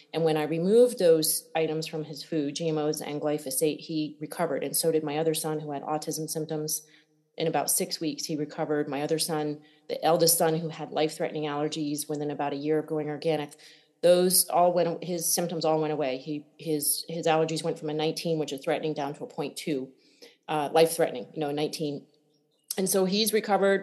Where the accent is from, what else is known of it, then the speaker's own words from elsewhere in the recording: Connecticut, United States; I grew up in Connecticut uh, and barefoot, a big farm growing food